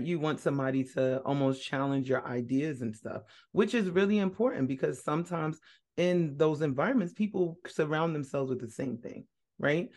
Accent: North Carolina, United States; also born or lived in Brooklyn, New York; living in North Carolina? That's where I grew up.

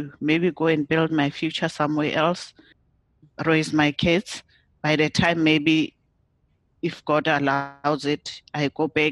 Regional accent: South Africa; moved away as an adult; now in Ireland; I am coming from South Africa. That's where I was born. I was born in South Africa

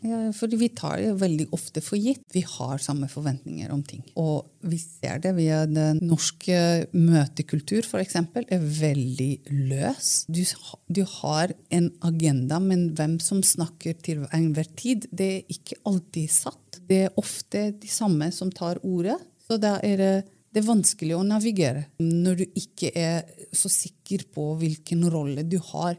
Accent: Romania; Norwegian is a second language; moved away as an adult; now in Norway; Jeg er født og oppvokst i Romania. Flyttet til Norge for kanskje eh, Det blir jo 18 år siden

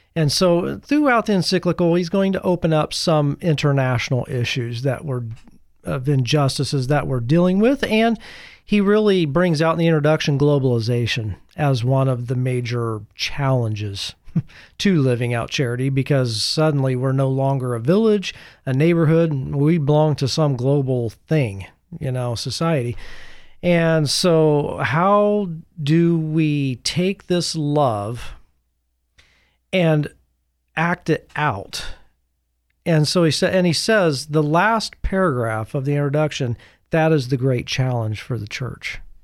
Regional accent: United States; as American Catholics

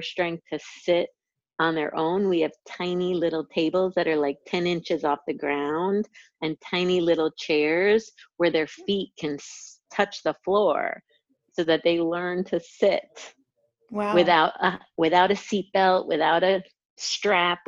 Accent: 60 miles north of New York City, United States; But when I was two, we moved to a country. It was like about 60 miles north of New York City

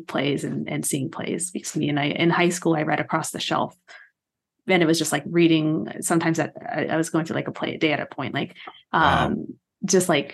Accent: Texas, United States; moved away as an adult; also born or lived in East Coast / Midwest; now in Los Angeles, United States; I was raised in Texas

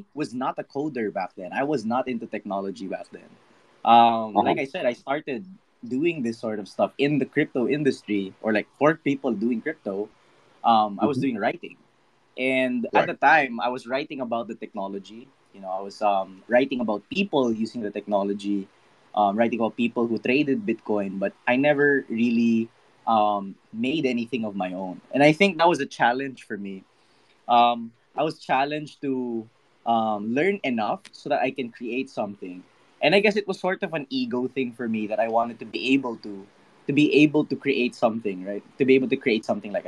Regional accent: Philippines; I'm from the Philippines

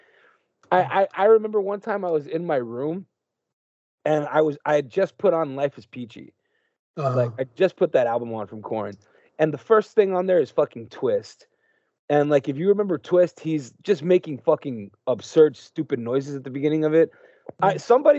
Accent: Palmview, Texas, United States; I'm from Palmview

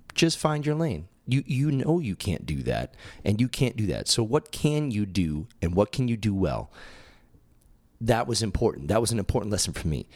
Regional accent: Massachusetts, United States; now in Tempe, United States; growing up in Massachusetts and moving out

